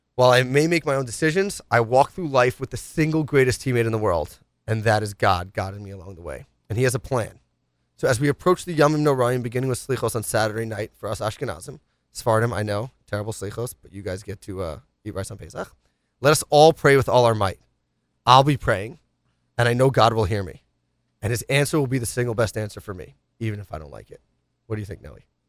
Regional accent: New York City, New York, United States; Grew up rough in the streets of the Upper East Side

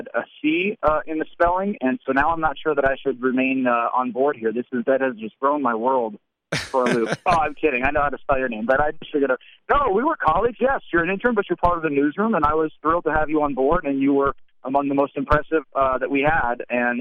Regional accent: Seattle, Washington, United States; moved away; also born or lived in Syracuse / Bristol; I grew up in Seattle

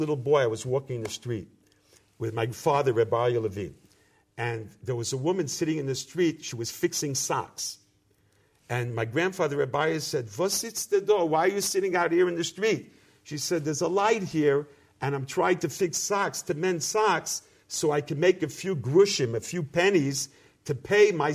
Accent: United States; accent: American; moved away; also born or lived in Seattle, Washington / Jersey City, New Jersey; growing up in America

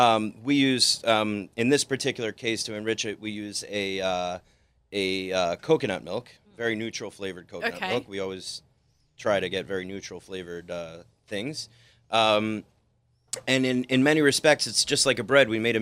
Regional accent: Fort Lee, New Jersey, United States; So I grew up in Fort Lee, New Jersey, right over the bridge here.

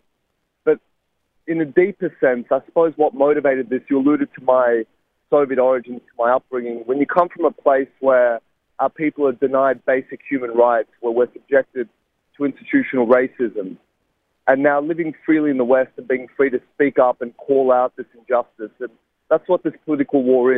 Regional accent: Sydney, New South Wales, Australia; a university in my hometown of Sydney

